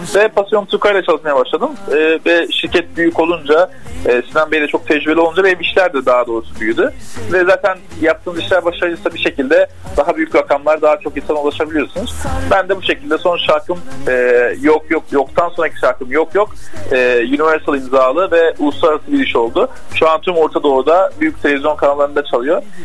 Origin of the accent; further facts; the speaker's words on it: Antakya, Hatay, Turkey; moved away; also born or lived in Mersin / Istanbul; 96 Antakya doğumluyum.